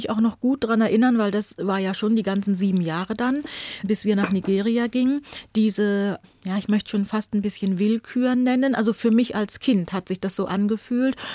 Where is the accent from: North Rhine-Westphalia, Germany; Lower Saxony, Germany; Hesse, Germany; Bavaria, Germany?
Lower Saxony, Germany; Buxtehude; also born or lived in Hamburg; Also ich bin in Hamburg geboren, meine Eltern sind dann aber nach Buxtehude gegangen